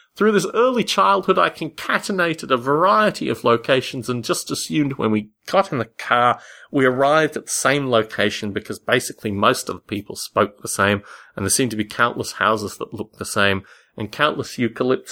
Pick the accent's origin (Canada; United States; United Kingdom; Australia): Australia; Canberra, Australian Capital Territory; As a child in Australia, particularly growing up in Canberra, Australia